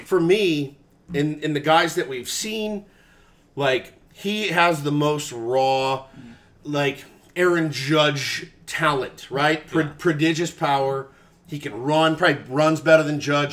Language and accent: English; Texas, United States; I grew up in Texas